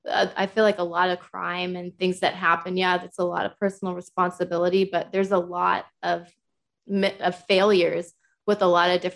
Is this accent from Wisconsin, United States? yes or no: no; Massachusetts, United States; moved away as an adult; now in Oklahoma, United States; I live in Oklahoma now, but I come from Massachusetts originally. I lived there for 20 years before I came over here